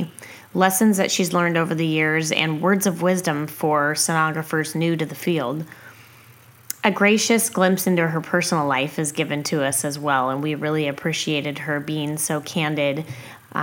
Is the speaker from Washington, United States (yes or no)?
yes; Washington, United States; moved away as an adult; also born or lived in Eugene-Springfield, Oregon; now in Eugene, United States; I grew up in the Pacific Northwest and still practice sonography here presently